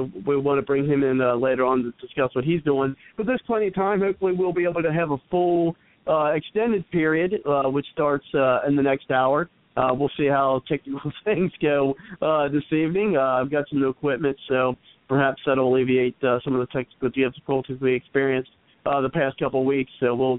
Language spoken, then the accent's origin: English; Cincinnati, Ohio, United States; that's the hometown that I'm from. I'm from Cincinnati. I'm currently not in Cincinnati, but I'm close enough.